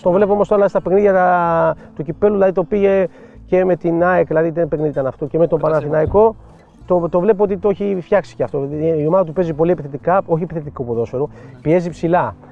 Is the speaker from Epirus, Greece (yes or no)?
no; Piraeus, Attica, Greece; Εγώ είμαι από το Πειραιά